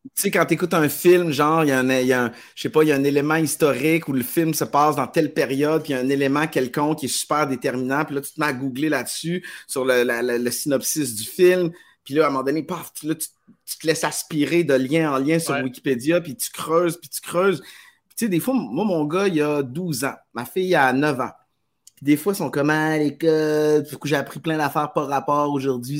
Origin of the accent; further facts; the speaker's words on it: Quebec, Canada; j'ai grandi au Québec